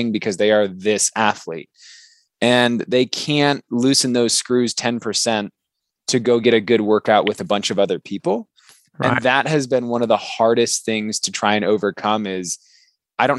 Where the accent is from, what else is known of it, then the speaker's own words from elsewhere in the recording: Michigan, United States; moved away as an adult; now in Colorado, United States; I grew up in Michigan originally